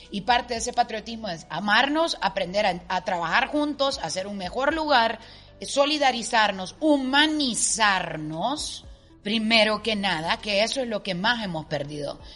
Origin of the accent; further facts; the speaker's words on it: Honduras; orgullosa de mi tierra orgullosa de mi gente